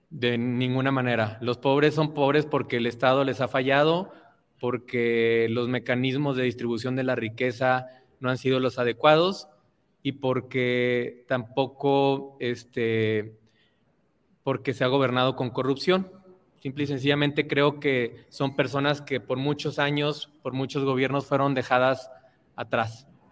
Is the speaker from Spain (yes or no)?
no; Torreón, Coahuila, Mexico; en mi ciudad natal Torreón